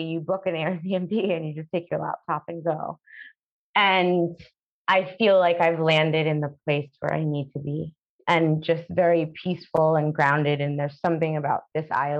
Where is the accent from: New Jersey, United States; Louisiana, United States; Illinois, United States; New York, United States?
New York, United States; New York City; moved away as an adult; now in Curaçao; I was born there. I was born in Brooklyn. I've lived there my whole life.